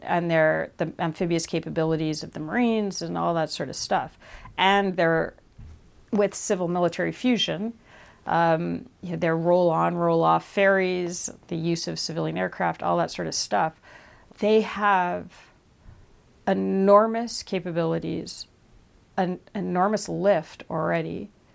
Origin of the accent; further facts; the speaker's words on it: Canada; as a Canadian